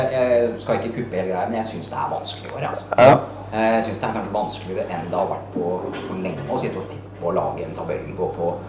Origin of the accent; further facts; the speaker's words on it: Asker, Akershus, Norway; vi er fra, fra Asker